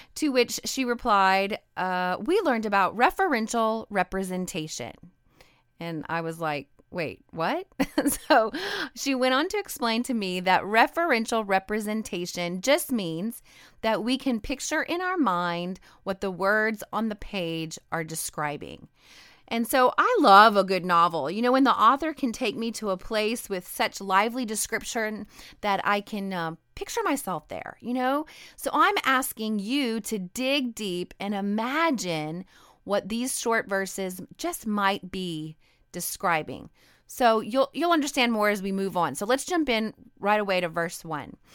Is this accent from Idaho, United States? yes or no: yes; Idaho, United States; I'm a Northwestern girl. I grew up in Idaho